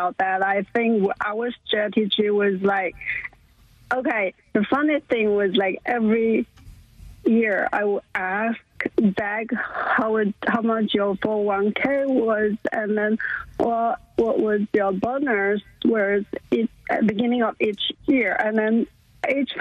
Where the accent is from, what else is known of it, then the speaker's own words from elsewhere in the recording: China; moved away as an adult; also born or lived in Canada; now in Houston, United States; I was born in China and got married with Zach